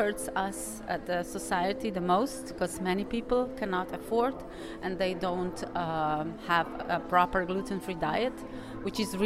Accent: Slovenia; I'm from Slovenia.

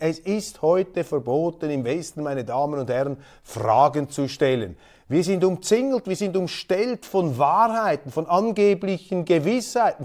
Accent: Switzerland; Als Schweizer

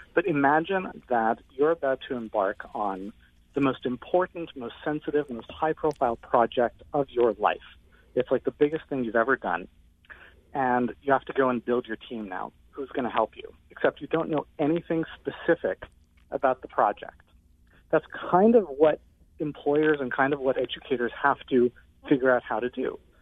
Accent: Canada; I'm actually Canadian

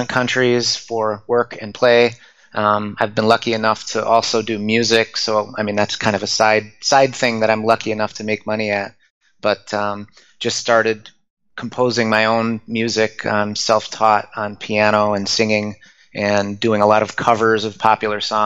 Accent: Detroit, Michigan, United States; also born or lived in Japan; I grew up in Detroit, Michigan

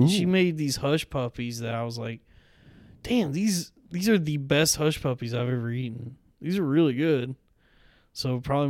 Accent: Texas, United States; also born or lived in Georgia, United States; I was born in Georgia, but I grew up in Texas.

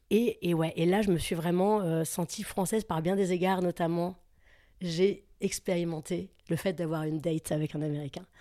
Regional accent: Creil, Hauts-de-France, France; quand j'ai déménagé à Senlis, venant de Creil, donc perçu comme une banlieue malfamée, on m'appelait la racaille dans mon collège.

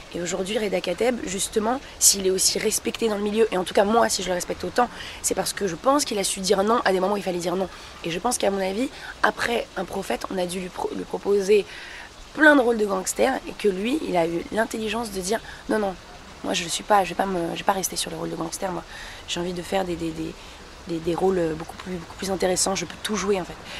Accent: France; je suis d'origine marocaine et je suis née en France

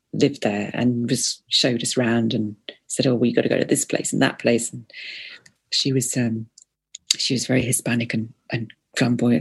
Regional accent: England, United Kingdom; as an English person

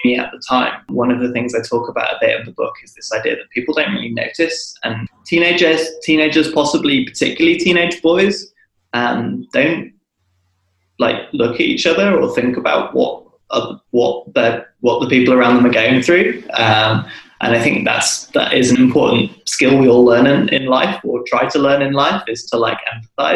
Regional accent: United Kingdom; being British

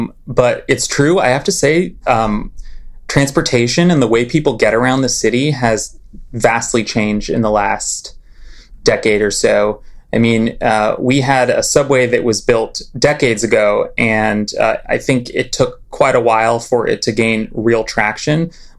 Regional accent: Los Angeles, California, United States; I'm from Los Angeles, born and raised.

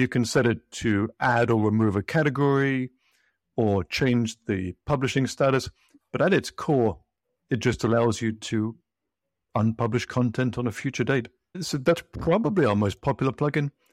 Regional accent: United Kingdom; moved away as an adult; now in United States; I'm British. I moved to the U S maybe twenty years or so ago

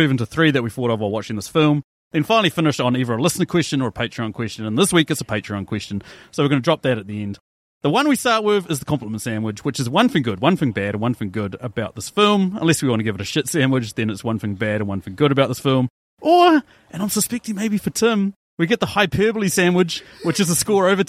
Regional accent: Te Awamutu, Waikato, New Zealand; I grew up in Tiamudu

